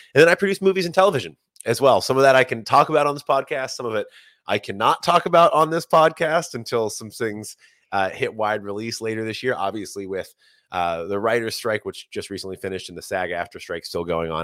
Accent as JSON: {"language": "English", "town": "Bardstown", "region": "Kentucky", "country": "United States", "tie": "born or raised there", "moved": "as an adult", "lives_now": "New York City, United States", "said": "Not only did I grow up in Bardstown, I grew right up, right off Distiller's Row"}